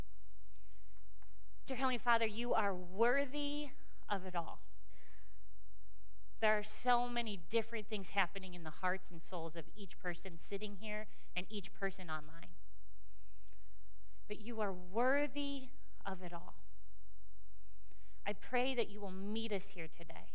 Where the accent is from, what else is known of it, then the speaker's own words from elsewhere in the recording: Cleveland, Ohio, United States; we are from Cleveland